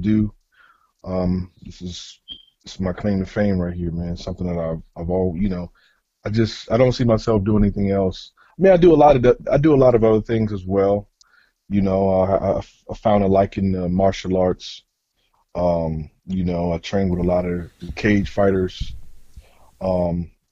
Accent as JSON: {"language": "English", "country": "United States", "tie": "born or raised there", "also_born_or_lived": "Upper Marlboro, Maryland", "said": "D.C., Maryland, Virginia area, man. You know, DMV native. You know what I'm saying? Been here all my life"}